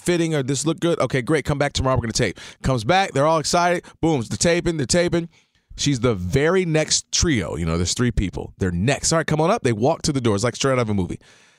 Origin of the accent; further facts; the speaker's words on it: Detroit, Michigan, United States; I'm coming from Detroit. I'm cool. I'm like, yo, what's up? … You know what I'm saying? Detroit, what's up?